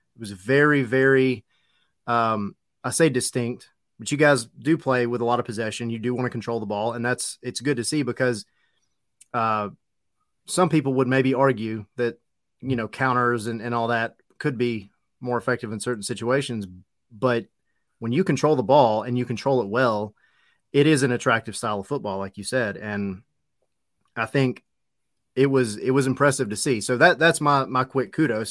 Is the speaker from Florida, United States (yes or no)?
no; Atlanta, Georgia, United States; I grew up in Atlanta